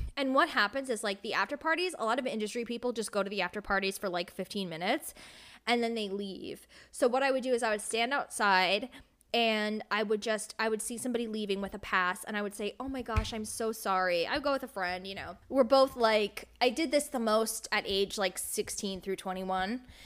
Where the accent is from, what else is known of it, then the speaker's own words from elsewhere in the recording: United States; I grew up right outside of New York City, and that's where I still live.